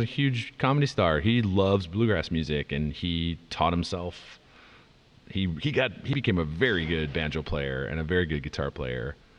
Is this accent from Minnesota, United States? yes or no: yes; near Minneapolis, Minnesota, United States; moved away as an adult; also born or lived in Madison, Wisconsin; now in Los Angeles, United States; I grew up near Minneapolis